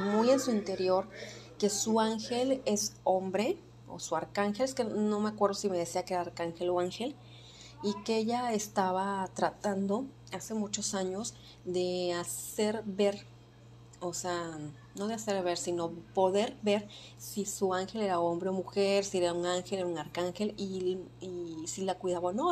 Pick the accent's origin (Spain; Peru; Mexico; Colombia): Mexico; nos afecta a todos como mexicanos